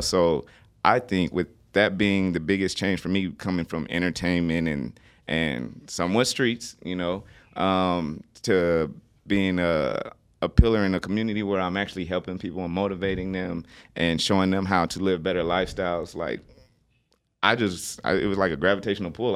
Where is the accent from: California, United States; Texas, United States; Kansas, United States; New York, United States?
California, United States; Los Angeles; moved away; I'm also from Los Angeles.